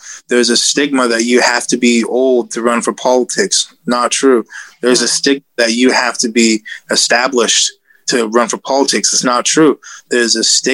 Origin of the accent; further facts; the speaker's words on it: United States; I am an American. I'm proud to be an American.